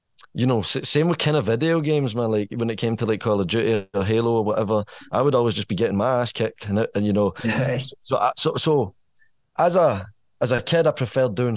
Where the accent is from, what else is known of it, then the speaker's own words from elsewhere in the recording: Irvine, Scotland, United Kingdom; moved away as an adult; now in Stirling, United Kingdom; I'm from Irvine. I spent 20 years in Irvine, as much as like Stirling's my base now. Born and raised in Irvine, North Ayrshire